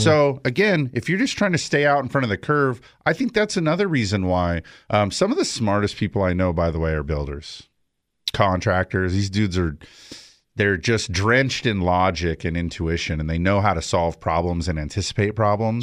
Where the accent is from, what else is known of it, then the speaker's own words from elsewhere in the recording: San Fernando Valley, California, United States; also born or lived in Big Bear, California / Central Coast, California; I was born in the San Fernando Valley